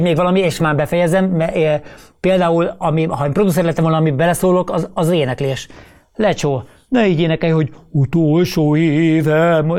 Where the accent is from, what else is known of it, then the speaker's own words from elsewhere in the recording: Szigetszentmiklós, Pest, Hungary; bár Budapest mellett laktunk Sziget Szent Miklóson, de, de, de nem voltunk budapestiek